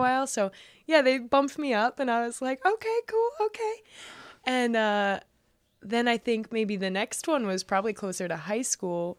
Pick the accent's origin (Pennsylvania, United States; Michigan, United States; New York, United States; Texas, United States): New York, United States; I grew up in New York